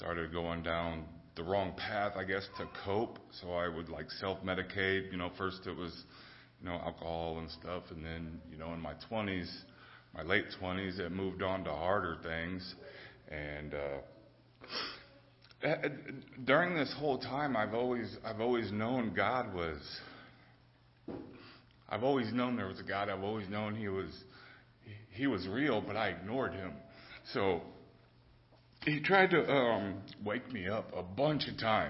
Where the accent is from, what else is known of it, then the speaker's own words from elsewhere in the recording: Fort Wayne, Indiana, United States; I grew up here in Fort Wayne